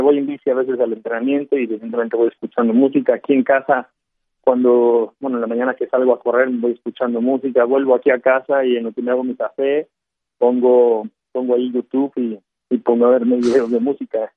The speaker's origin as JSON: {"language": "Spanish", "country": "Mexico", "said": "nosotros los mexicanos"}